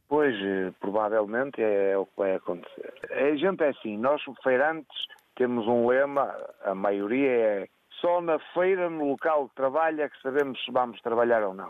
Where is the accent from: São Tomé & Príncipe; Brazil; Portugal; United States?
Portugal; Riba de Ave, Braga; É Ribadave, é mesmo na minha terra